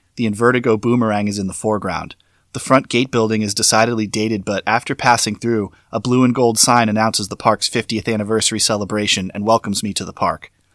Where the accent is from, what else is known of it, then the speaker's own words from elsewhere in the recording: Florida, United States; my home state of Florida